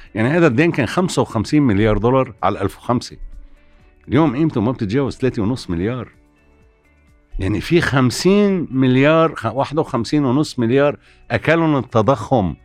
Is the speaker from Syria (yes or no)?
no; Lebanon